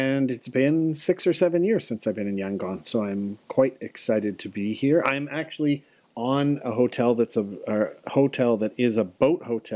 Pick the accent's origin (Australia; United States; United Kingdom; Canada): Canada; Calgary, Alberta; I'm from Calgary